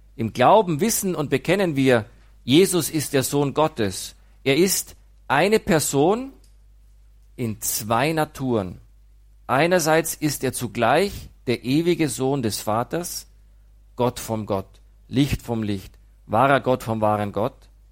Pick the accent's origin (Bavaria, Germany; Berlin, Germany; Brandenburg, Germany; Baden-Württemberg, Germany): Bavaria, Germany; Immenreuth; moved away; Ich komme aus Nordostbayern, aus einem Dorf namens Immenreuth